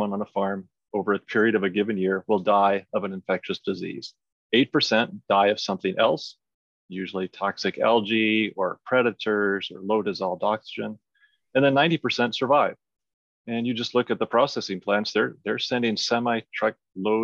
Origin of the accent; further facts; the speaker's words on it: Iowa, United States; moved away as an adult; now in British Columbia, Canada; grew up in Iowa in the United States